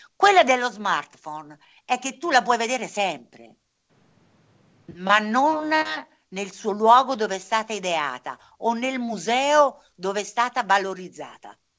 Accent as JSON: {"language": "Italian", "area": "Averino", "region": "Umbria", "country": "Italy", "tie": "born or raised there", "said": "a pochi chilometri da qui c'è l'Averino, il mio paese d'origine"}